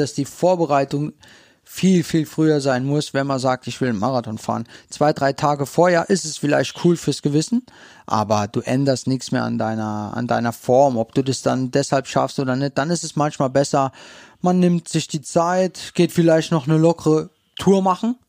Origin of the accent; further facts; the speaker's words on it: St. Wendel, Saarland, Germany; ich komme aus St. Wendel gebürtig